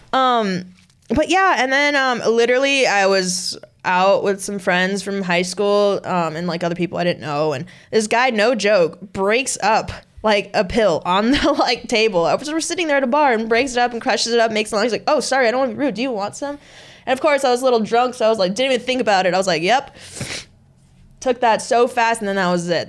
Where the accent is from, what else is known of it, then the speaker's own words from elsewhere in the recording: Southern California, United States; we grew up. So we're both from Southern California.